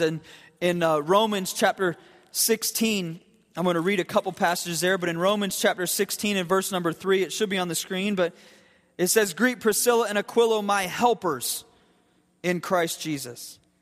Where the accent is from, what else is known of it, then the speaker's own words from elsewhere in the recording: Akron Canton area, Ohio, United States; moved away; The Akron Canton area